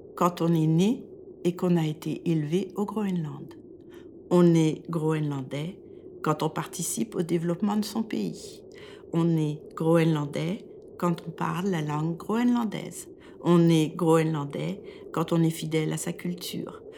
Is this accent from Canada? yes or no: no; France; moved away as an adult; now in Denmark; Je suis française et je vis au Danemark depuis plus